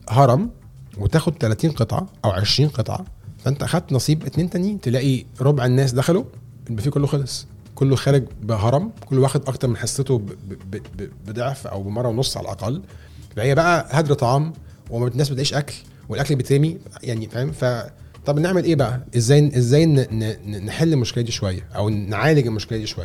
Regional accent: Egypt; احنا كمصريين بنحب نخش على

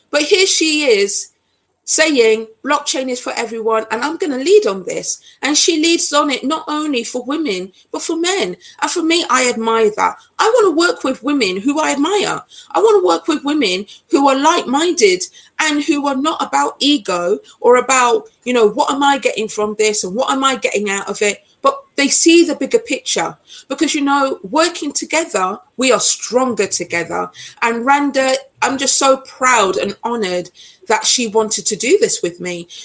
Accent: Nottingham, East Midlands, United Kingdom; I'm British born, but my origins are Jamaican. I know what it is to be an other. I grew up in Nottingham, and in Nottingham, it's very multicultural, as is London.

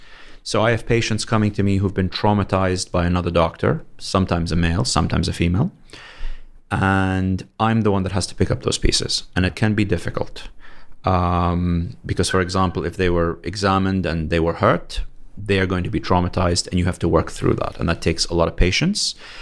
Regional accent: London, United Kingdom; moved away as an adult; also born or lived in Canada; now in Saudi Arabia; I was born and brought up in London.

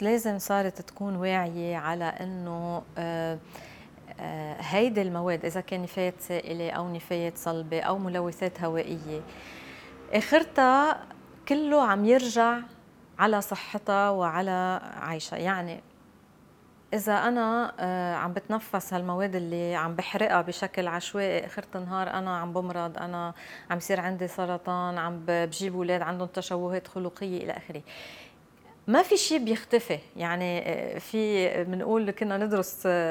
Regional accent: Lebanon; عندنا بلبنان

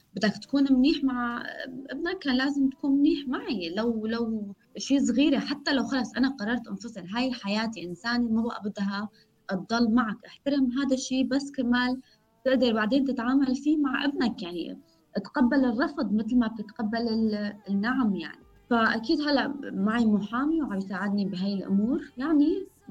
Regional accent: Syria; also born or lived in Erbil, Iraq / Turkey; now in Berlin, Germany; كوني لاجئة سورية

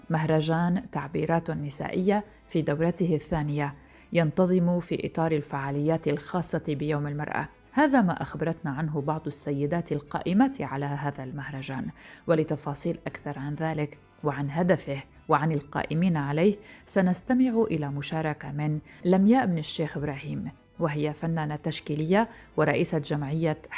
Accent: Deir ez-Zor, Deir ez-Zor Governorate, Syria; now in al-Hol camp, Syria; أنا من دير الزور

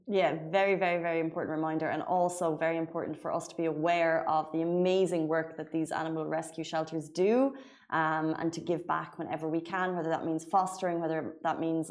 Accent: Waterford, Munster, Ireland; moved away as an adult; now in Dubai, United Arab Emirates; I live in Waterford and we say like bye

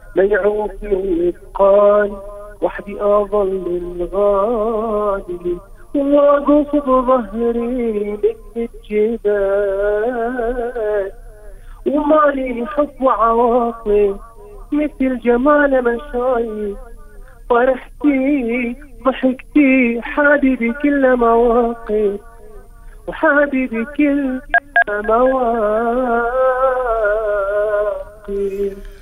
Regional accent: Palestine; accent: Palestinian; وعندي عمل واحد بلهجتي

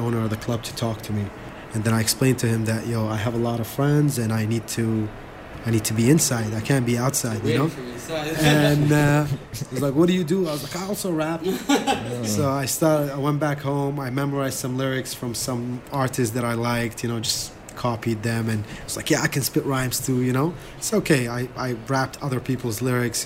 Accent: New Delhi, Delhi, India; also born or lived in Iraq; now in Dubai, United Arab Emirates; I grew up in New Delhi, India.

